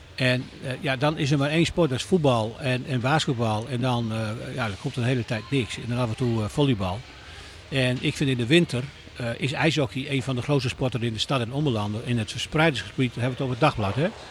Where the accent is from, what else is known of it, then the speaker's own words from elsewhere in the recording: Netherlands; wij allemaal als Nederlanders